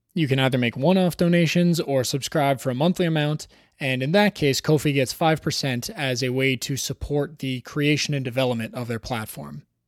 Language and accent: English; Toronto, Ontario, Canada; Toronto, my hometown